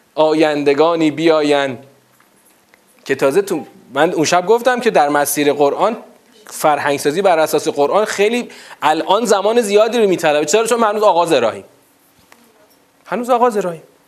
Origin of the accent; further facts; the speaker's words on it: Iran; تو همین ایران مسلمان شیعه دوازده امامی خودمون